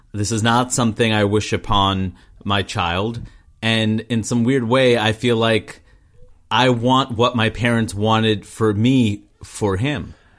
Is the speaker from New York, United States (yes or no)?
yes; New York, United States; growing up in New York and just having the so many South Asians around me